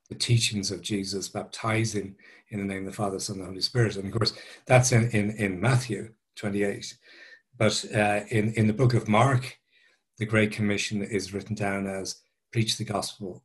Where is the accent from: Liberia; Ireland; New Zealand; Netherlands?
Ireland; Dublin, Leinster; I'm an Irish guy. I grew up in South Dublin